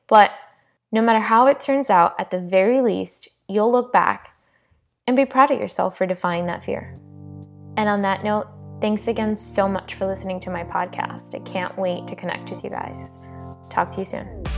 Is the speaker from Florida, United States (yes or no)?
yes; South Florida, United States; I was born and raised in South Florida to Hispanic parents